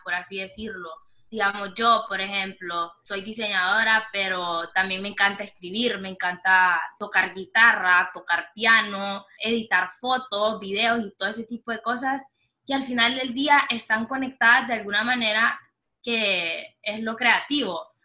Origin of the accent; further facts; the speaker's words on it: Honduras; also born or lived in Miami, United States; nací en Miami, me crié en Honduras toda mi vida